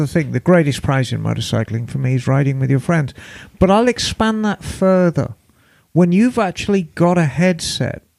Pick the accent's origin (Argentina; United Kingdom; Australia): United Kingdom; Birmingham, West Midlands; Birmingham, my hometown, was where everything motorcycle related was made